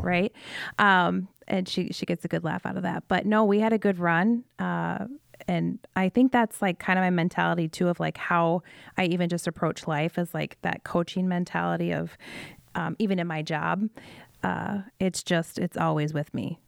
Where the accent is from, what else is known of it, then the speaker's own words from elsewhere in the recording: Iowa, United States; from Iowa, um, born and raised